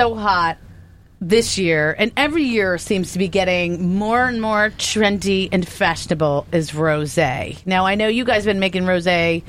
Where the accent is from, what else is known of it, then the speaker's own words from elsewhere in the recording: East Coast, United States; growing up on the East Coast, I'm so familiar with it at so many different wineries